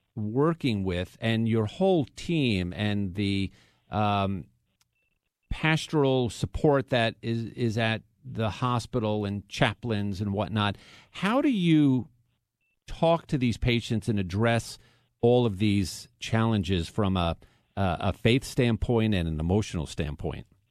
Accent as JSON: {"language": "English", "area": "Long Island", "region": "New York", "country": "United States", "tie": "born or raised there", "moved": "as an adult", "lives_now": "Houston, United States", "said": "I was born and raised in New York. So if you're saying to yourself, oh, the guy's in Houston, Texas, he doesn't have much of a Texas twang, it's because I'm not from Texas. I am from New York. But I was raised on Long Island"}